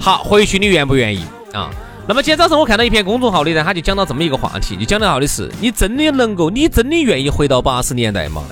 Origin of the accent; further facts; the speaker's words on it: Sichuan, China; 我们四川人